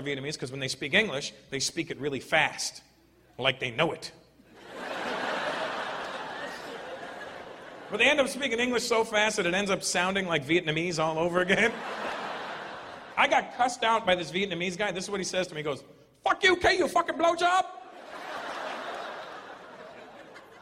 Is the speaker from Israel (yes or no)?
no; Toronto, Ontario, Canada; I'm from Toronto